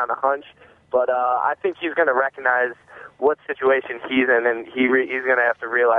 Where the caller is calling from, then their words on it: East Lansing, Michigan, United States; from East Lansing.